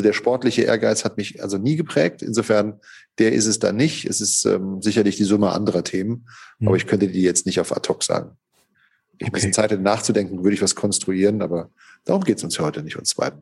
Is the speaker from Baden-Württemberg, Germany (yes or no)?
yes; Hockenheim, Baden-Württemberg, Germany; moved away as an adult; also born or lived in Gevelsberg; now in Cologne, Germany; ich bin in Hockenheim aufgewachsen, in der Rennstadt Hockenheim. Da haben meine Eltern mich hin verschleppt im zarten Alter von drei Lebensmonaten.